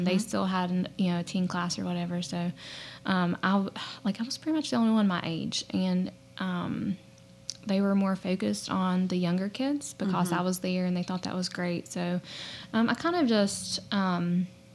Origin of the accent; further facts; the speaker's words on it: Logan County, West Virginia, United States; also born or lived in Lincoln County, West Virginia; I'm from Logan County originally. So we actually met at the church camp in Salt Rock that we grew up